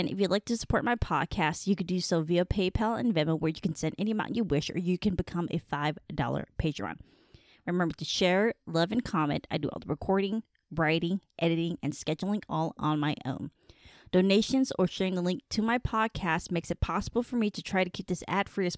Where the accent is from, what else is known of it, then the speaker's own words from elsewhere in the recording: United States; I was born in the United States